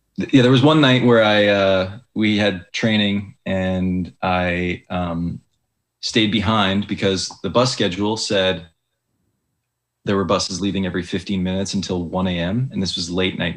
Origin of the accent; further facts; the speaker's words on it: Calgary, Alberta, Canada; the city where I grew up in Calgary